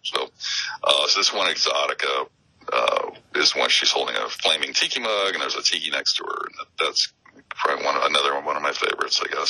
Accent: Phoenix, Arizona, United States; also born or lived in Denver, Colorado; born and raised in Phoenix.

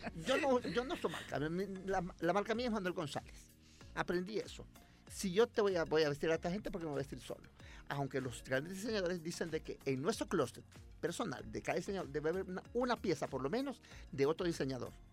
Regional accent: El Salvador

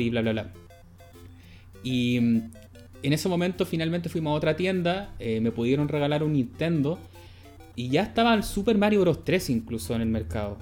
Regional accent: Santiago, Santiago Metropolitan Region, Chile; yo soy santiaguino

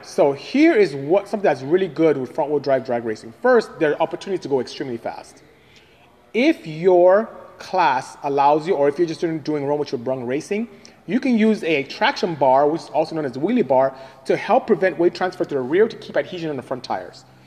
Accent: Nigeria; moved away as an adult; also born or lived in Ontario, California, United States; now in United States; I am from Nigeria, West Africa

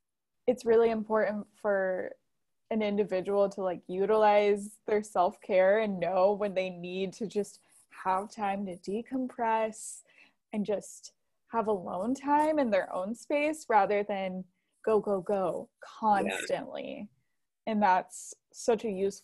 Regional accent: near Fort Wayne, Indiana, United States; Yeah, I'm actually, my hometown is about like 15, 20 minutes from Fort Wayne.

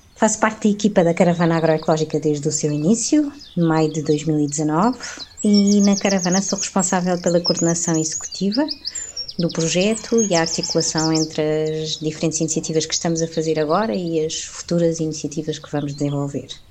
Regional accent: Lisbon, Portugal; also born or lived in Alentejo; sou lisboeta

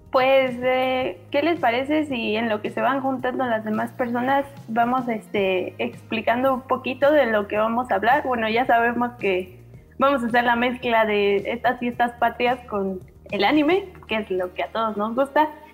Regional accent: Mexico; soy mexicana

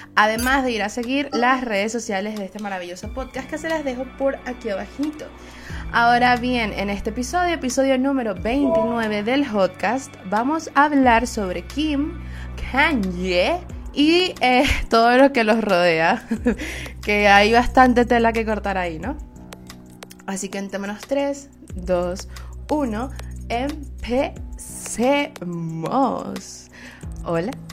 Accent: Venezuela; Soy una jeva de Venezuela

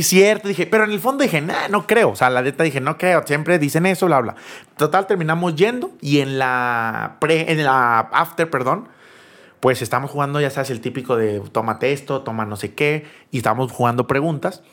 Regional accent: Monterrey, Nuevo León, Mexico; also born or lived in Cancún; yo soy de Monterrey

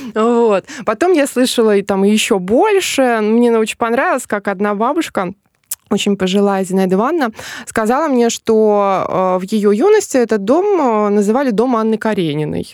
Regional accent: Smolensk Oblast, Russia; now in Smolensk, Russia; я изначально не из Смоленска, я из э, Смоленской области

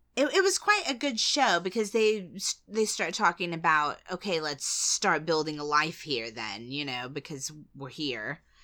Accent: United States; being an American

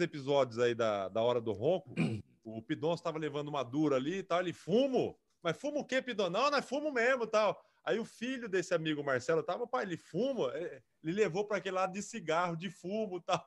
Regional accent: Araçatuba, São Paulo, Brazil; moved away as an adult; now in Lins, Brazil; Eu sou de Araçatuba

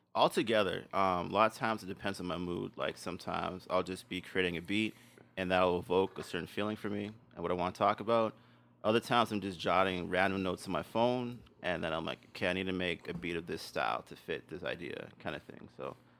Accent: Winnipeg, Manitoba, Canada; I had elementary in Winnipeg

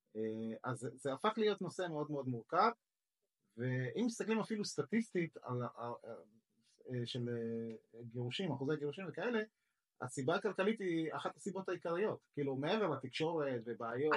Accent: Israel

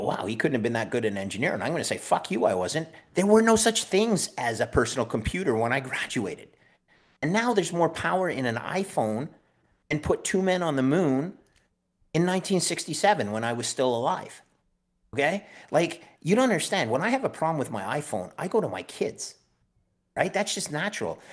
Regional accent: Canada; as a Canadian

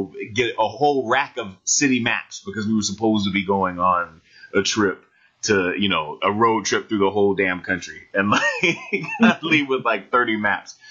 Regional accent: Jacksonville, Florida, United States; I grew up in Jacksonville, Florida

